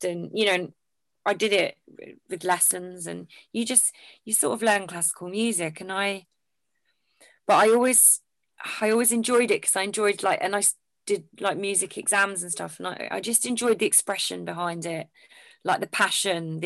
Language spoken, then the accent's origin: English; Essex, East of England, United Kingdom; moved away; I'm originally from Essex